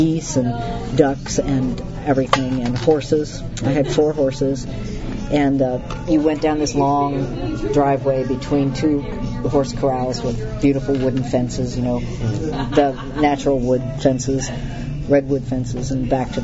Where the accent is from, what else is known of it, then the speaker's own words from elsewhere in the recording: the East, United States; moved away as an adult; also born or lived in the West; I was born in the East, but I never belonged there